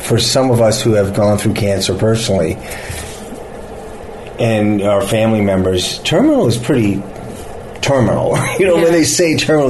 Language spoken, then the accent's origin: English; Los Angeles, California, United States; it's my home. Kind of my home. This is my hometown